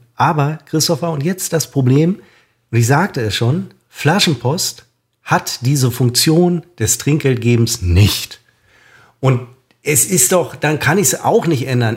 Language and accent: German; Münster, North Rhine-Westphalia, Germany; ich bin Münsteraner.